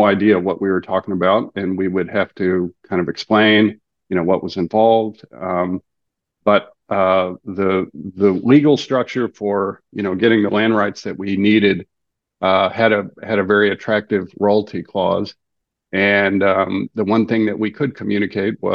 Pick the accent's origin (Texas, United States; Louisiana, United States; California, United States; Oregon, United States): Texas, United States; Galveston; growing up in Galveston